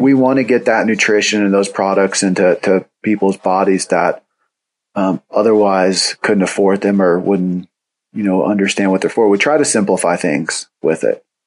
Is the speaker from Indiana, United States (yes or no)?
yes; Indiana, United States; I grew up in Indiana